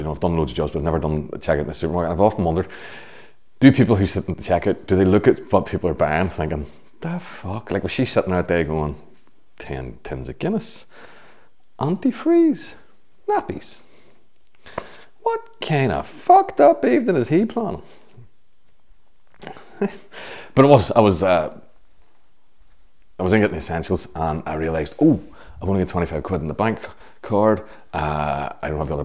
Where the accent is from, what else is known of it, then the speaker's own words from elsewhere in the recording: Belfast, Northern Ireland, United Kingdom; when I grew up in Belfast